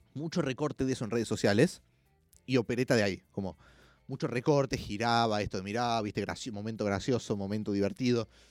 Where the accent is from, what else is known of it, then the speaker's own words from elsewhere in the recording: Villa Carlos Paz, Córdoba, Argentina; now in Buenos Aires, Argentina; de Carlos Paz, que es de donde soy